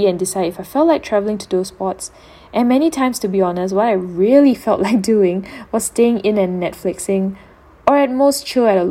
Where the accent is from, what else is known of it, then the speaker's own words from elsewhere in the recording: Singapore; I returned back to Singapore